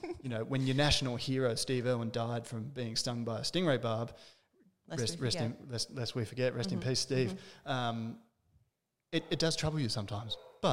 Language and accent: English; Terrigal, New South Wales, Australia; I'm from not far away in Terrigal, which is on the New South Wales central coast